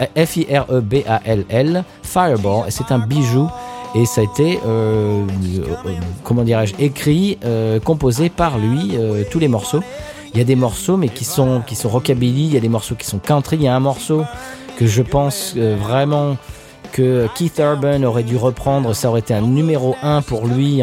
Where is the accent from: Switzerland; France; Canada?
France; near Marne-la-Vallée, Île-de-France; now in United States; j'ai grandi à Net sur marne qui est à côté de Marne-la-Vallée